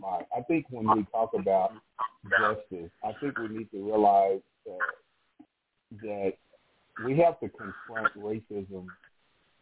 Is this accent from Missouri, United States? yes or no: no; New Mexico, United States; my home state of New Mexico